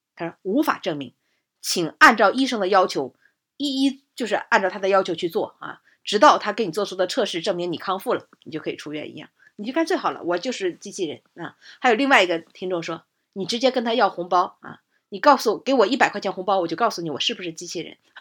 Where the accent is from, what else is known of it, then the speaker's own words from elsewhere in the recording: Jinzhou, Liaoning, China; 这来自我的老家